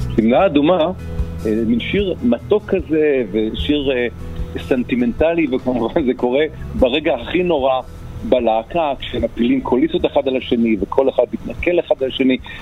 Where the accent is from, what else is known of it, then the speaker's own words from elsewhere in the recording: Ramat Gan, Tel Aviv District, Israel; אני גדלתי בשכונה קטנה מאוד ברמת גן